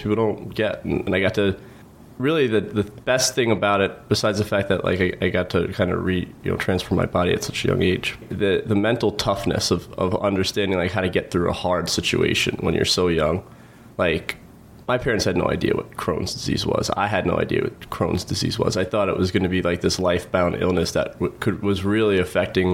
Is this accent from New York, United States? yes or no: yes; Long Island, New York, United States; North Shore, Long Island